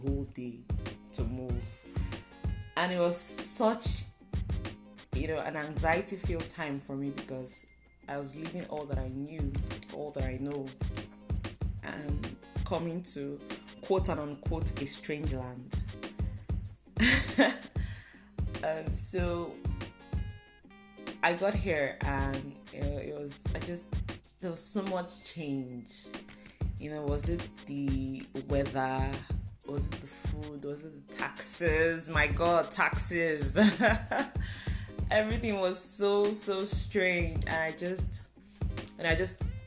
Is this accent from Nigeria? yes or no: yes; Nigeria; moved away as an adult; now in Canada; Last year, last November, I moved from Nigeria to Canada for school